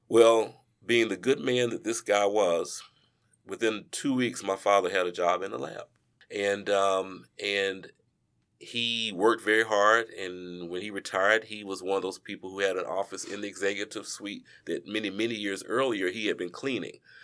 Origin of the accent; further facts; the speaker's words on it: Charlotte, North Carolina, United States; moved away as an adult; now in Greensboro, United States; I am originally from Charlotte, North Carolina